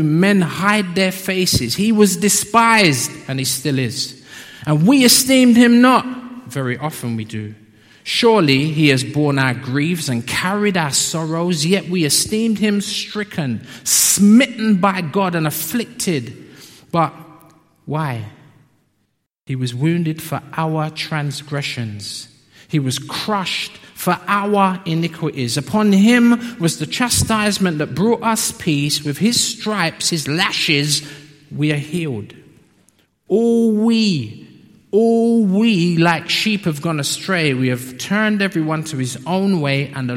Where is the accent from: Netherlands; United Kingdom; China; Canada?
United Kingdom; London; also born or lived in Peckham; I'm from South